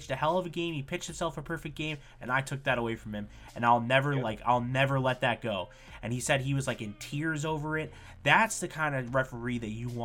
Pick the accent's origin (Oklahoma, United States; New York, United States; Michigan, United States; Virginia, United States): New York, United States; we're from New York